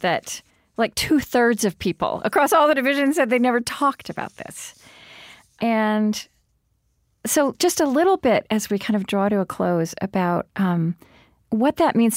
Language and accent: English; Oklahoma, United States; I grew up in Oklahoma